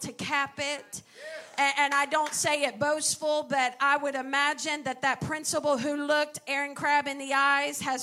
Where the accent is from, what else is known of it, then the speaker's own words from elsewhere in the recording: northeastern Kentucky, United States; I grew up in Kentucky, in, you know, northern eastern part of Kentucky